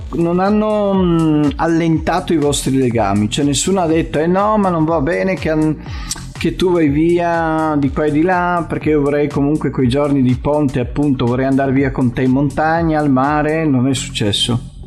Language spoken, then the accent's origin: Italian; Casarsa della Delizia, Friuli-Venezia Giulia, Italy; abbiamo la sagra del paese che è la sagra di Casarsa e faccio anche un po' di di pubblicità alle manifestazioni del mio paese